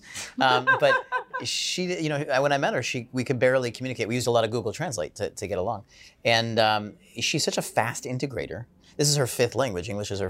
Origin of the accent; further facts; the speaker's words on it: United States; I'm American